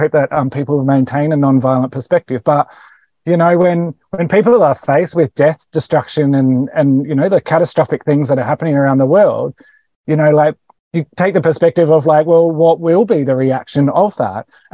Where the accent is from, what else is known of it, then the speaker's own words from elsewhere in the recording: Australia; I am an Australian